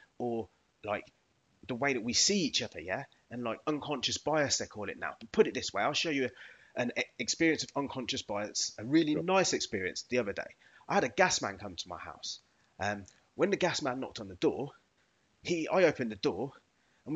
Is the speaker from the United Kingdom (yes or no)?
yes; England, United Kingdom; I am English. I was born here